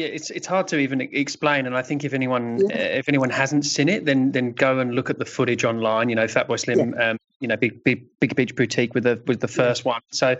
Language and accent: English; Brighton, South East England, United Kingdom; accent: twonky; despite my twonky accent, I'm from Brighton as well.